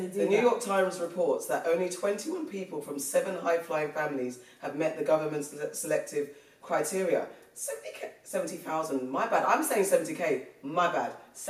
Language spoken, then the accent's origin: English; England, United Kingdom; I'm English.